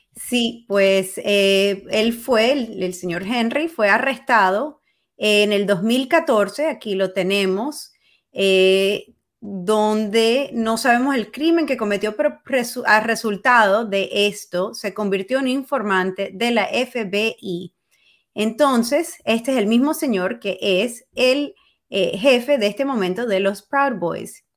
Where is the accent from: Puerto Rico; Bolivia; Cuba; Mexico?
Cuba; now in United States; uno como cubano